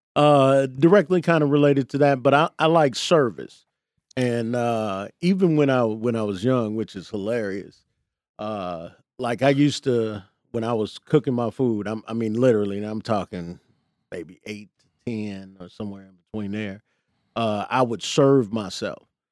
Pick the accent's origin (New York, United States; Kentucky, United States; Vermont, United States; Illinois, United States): Illinois, United States; Chicago; I grew up in the Jeffrey Manor